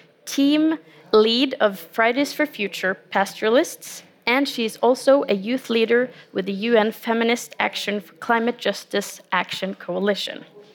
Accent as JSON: {"language": "English", "country": "Norway", "said": "Me personally, coming from Norway"}